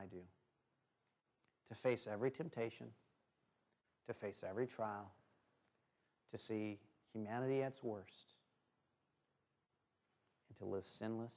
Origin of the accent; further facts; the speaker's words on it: the Northwest, Oregon, United States; I grew up in the Northwest